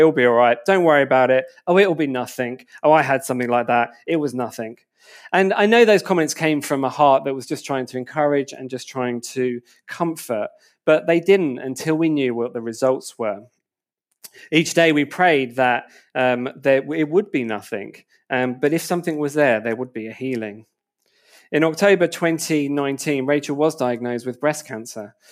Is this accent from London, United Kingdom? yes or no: yes; Enfield, London, United Kingdom; moved away as an adult; also born or lived in Wood Green / Berkhamsted / St Albans; I grew up in Enfield